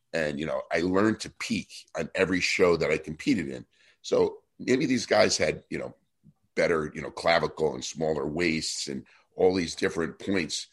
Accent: New Jersey, United States; I was this kid from New Jersey

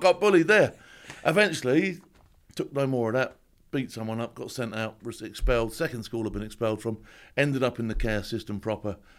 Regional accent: Southampton, South East England, United Kingdom; also born or lived in Lambeth, London; I was adopted to a family down south. Now, this family in Southampton, they thought they were sort of like middle class, but they weren't.

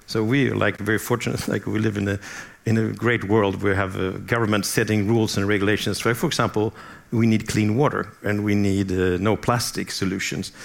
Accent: southern Sweden, Sweden; I am from southern Sweden. I grew up there

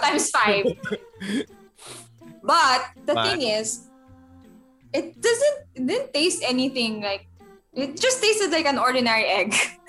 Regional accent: Zama, Kanagawa, Japan; English is a second language; Because I'm from Zama, so my commute is technically 1 hour.

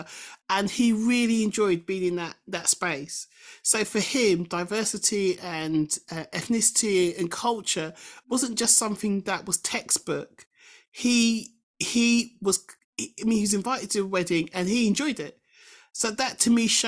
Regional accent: England, United Kingdom; I'm British because I'm born in this country and whatever, and I embrace Englishness and Britishness

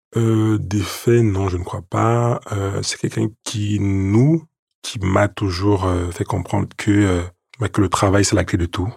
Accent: Yaoundé, Centre, Cameroon; now in Paris, France; Je suis né à Yaoundé, au Cameroun, le onze septembre mille neuf cent quatre-vingt-treize.

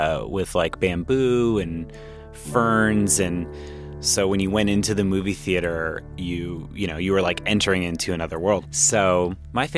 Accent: Anaheim, California, United States; I grew up in Anaheim Hills, California, which is a little suburb nook thing off of jutting out of Anaheim, California in Orange County.

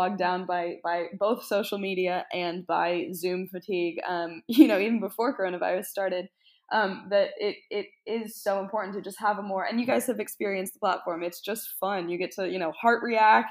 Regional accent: United States; moved away as an adult; also born or lived in Scotland; I'm from America, but I moved over to Scotland for university.

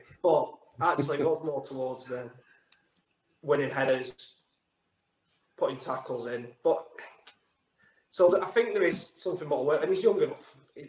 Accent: Lancashire, North West England, United Kingdom; accent: Lancashire; also born or lived in Blackpool / Dundee; now in Perth, United Kingdom; So, unfortunately, I ended up with a Lancashire accent.

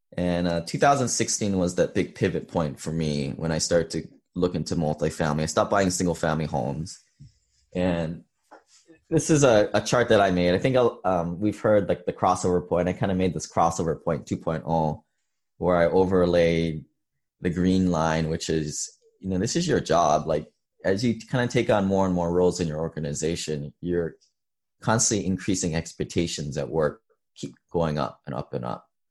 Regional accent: Hawaii, United States; moved away as an adult; also born or lived in Seattle; I grew up in Hawaii

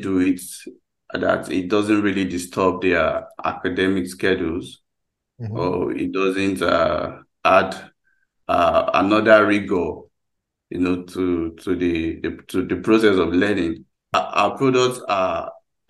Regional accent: Nigeria; from Nigeria

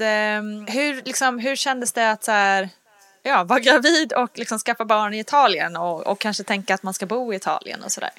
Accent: Sweden; vi svenskar

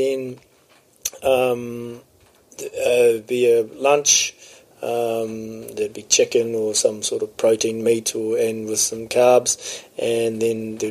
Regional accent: Napier, Hawke's Bay, New Zealand; I came from Napier, my parents were there

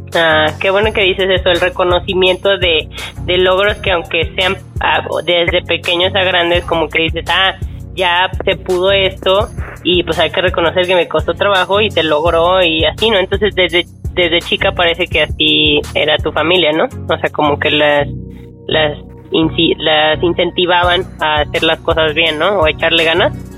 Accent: Mexico; como somos los mexicanos

